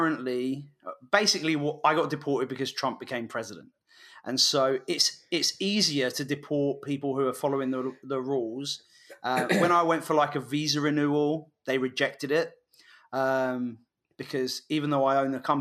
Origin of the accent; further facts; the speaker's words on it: England, United Kingdom; moved away as an adult; now in United States; being English